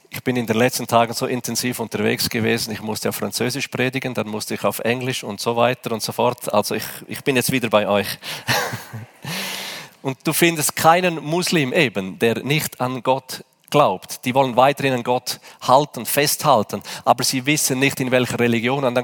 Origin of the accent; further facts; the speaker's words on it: Switzerland; Da sagen wir, ich bin Schweizer, hier geht alles nach Ordnung.